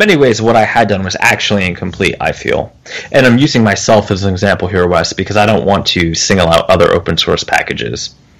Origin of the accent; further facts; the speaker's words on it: New Jersey, United States; moved away; also born or lived in the South; Yes, but I'm from New Jersey, so... Now, I've since become a Southern gentleman, a little bit.